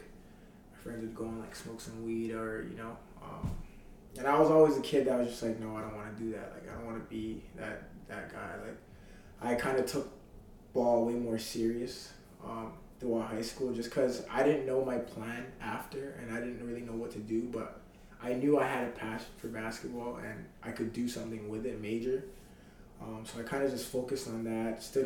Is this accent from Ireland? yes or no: no; Mississauga, Ontario, Canada; moved away as an adult; now in Charlottetown, Canada; growing up in Malton and, like, the greater Toronto area is kind of tough